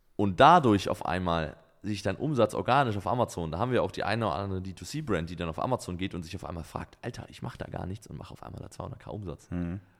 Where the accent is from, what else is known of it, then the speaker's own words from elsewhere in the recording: Germany; als Deutscher